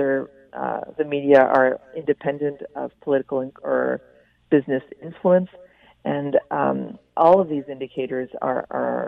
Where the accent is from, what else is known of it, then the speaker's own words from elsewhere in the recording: Winnipeg, Manitoba, Canada; I'm not a native Quebecer. I grew up in Winnipeg